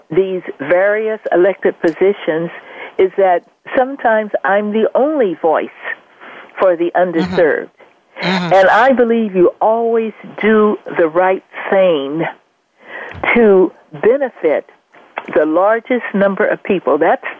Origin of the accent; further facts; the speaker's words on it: Los Angeles, California, United States; I was born here in Los Angeles. I have a large family extended as well.